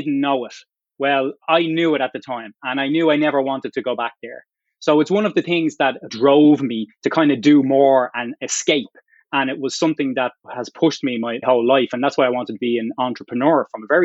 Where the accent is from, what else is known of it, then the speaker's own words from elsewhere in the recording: Dublin, Leinster, Ireland; moved away as an adult; also born or lived in Boston area, United States; now in Boston, United States; I grew up in Dublin, came from pretty humble area of Dublin